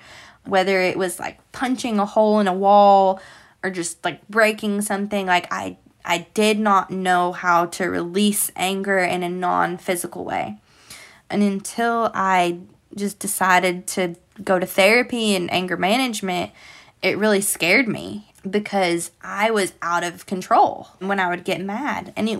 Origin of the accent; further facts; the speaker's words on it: Illinois, United States; born there; I was born in Illinois, but that's the only time I've ever been to Illinois.